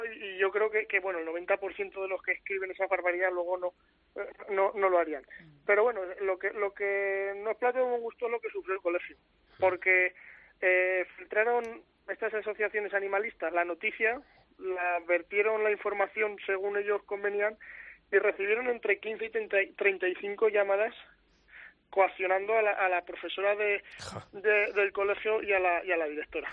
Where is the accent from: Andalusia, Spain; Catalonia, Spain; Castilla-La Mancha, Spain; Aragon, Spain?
Aragon, Spain; por mi zona